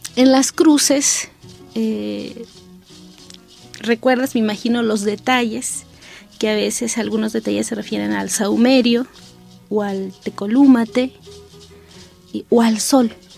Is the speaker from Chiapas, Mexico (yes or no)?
yes; San Juan Chamula, Chiapas, Mexico; de mi pueblo